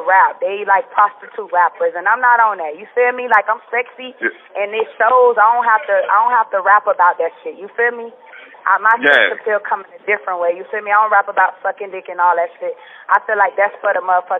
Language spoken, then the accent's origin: English; Miami Gardens, Florida, United States; also born or lived in Liberty City, Miami; I was raised in Cherry City, Miami Gardens